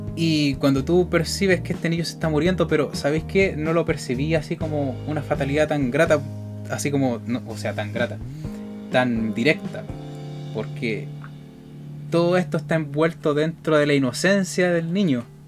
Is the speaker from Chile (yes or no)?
yes; Chile; somos chilenos